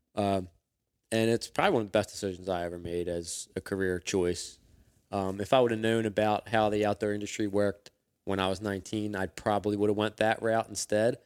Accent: Philadelphia, Pennsylvania, United States; I grew up in Northeast Philadelphia

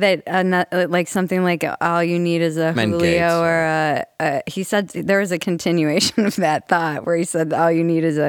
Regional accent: East Coast, United States; moved away; also born or lived in Los Angeles, California; I'm not from there. I'm from the East Coast, but I was there long enough.

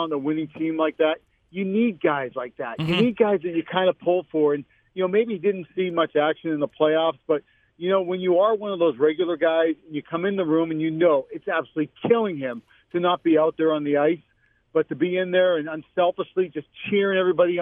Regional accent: Boston, Massachusetts, United States; I'm from Boston

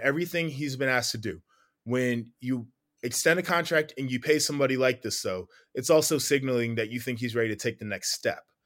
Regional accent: Columbus, Ohio, United States; I'm from Columbus

